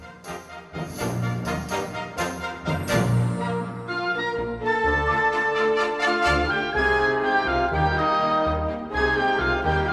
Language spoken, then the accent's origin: English; New Jersey, United States; my home state, New Jersey